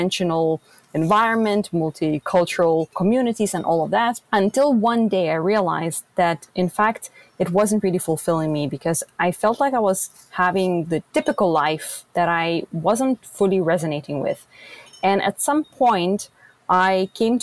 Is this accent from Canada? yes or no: no; Lithuania; moved away as an adult; also born or lived in Vienna, Austria / Berlin, Germany / Netherlands / Brussels, Belgium; now in Brazil; I am originally from Lithuania, and I lived in 6 countries across Europe before landing in the jungle of Brazil.